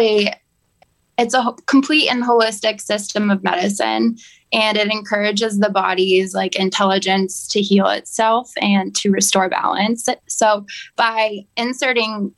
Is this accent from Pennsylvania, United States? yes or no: no; Sherborn, Massachusetts, United States; I grew up in Sherbourne, Massachusetts